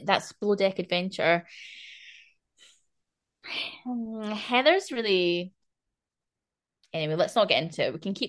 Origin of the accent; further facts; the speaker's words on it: Scotland, United Kingdom; being Scottish, there's so much like, there's so much lore and Celtic